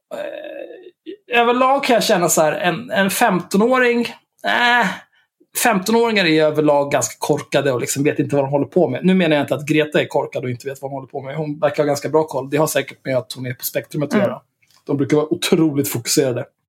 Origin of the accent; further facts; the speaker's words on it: Sweden; first language Swedish; Jag är svensk